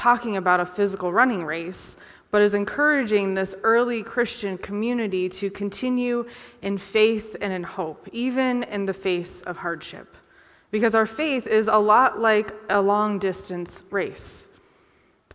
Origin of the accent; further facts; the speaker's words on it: Conneaut, Ohio, United States; I grew up in Conneaut, Ohio